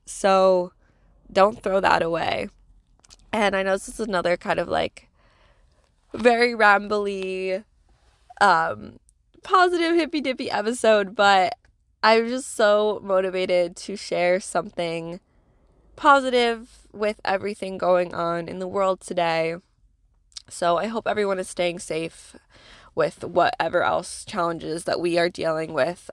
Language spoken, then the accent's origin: English; New England, United States; moved away as an adult; now in New York, United States; I'm, I'm a New England girl